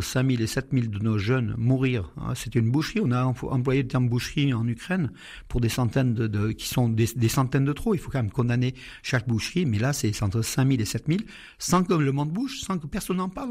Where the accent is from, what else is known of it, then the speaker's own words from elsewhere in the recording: Aleppo, Aleppo Governorate, Syria; now in Valence, France; Je suis né à Alep en Syrie